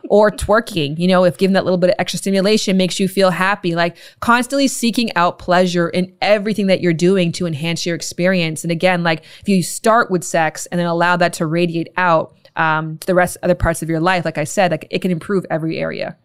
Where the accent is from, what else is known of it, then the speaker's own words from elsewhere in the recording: Toronto, Ontario, Canada; I'm from Canada and I'm from Ontario specifically, Toronto more specifically